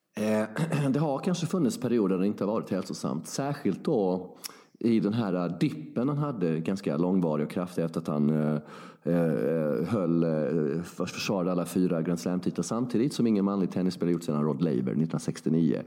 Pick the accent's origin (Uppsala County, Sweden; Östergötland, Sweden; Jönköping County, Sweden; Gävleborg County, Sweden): Jönköping County, Sweden; Värnamo; jag är ju från Värnamo, sex mil från Växjö